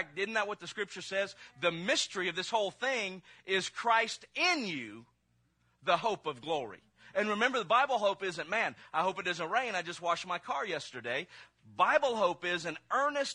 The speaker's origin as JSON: {"language": "English", "region": "Mississippi", "country": "United States", "said": "I'm from Mississippi"}